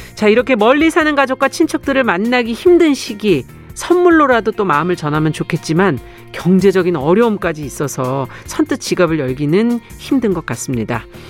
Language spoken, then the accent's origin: Korean; Seoul, South Korea; 저도 서울이에요 고향이